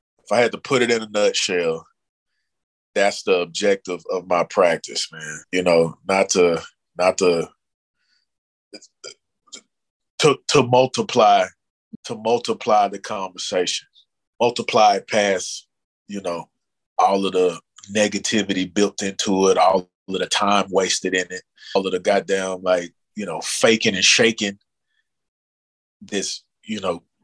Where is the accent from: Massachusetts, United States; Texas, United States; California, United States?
Texas, United States; Dallas; born or raised there